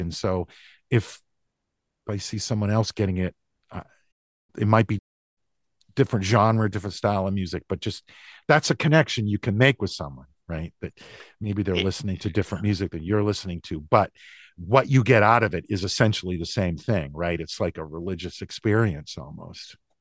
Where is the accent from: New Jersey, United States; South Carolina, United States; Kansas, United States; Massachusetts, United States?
Massachusetts, United States; also born or lived in New Hampshire; I I was born in New Hampshire, but I grew up in Massachusetts, about an hour outside of Boston, in what was at the time a pretty small rural town.